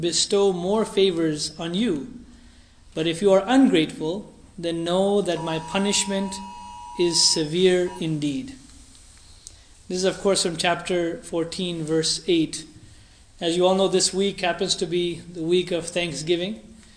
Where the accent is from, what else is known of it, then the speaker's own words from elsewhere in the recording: United States; We are Americans, we are American Muslims, we're American Ahmadi Muslims